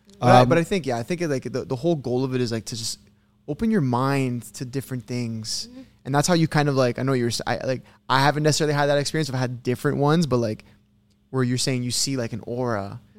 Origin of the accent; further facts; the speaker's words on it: Toronto, Ontario, Canada; We're, like, we're from Toronto. Like, yeah. We're from Canada. Fucking, I love Toronto, but I hate it at the same time.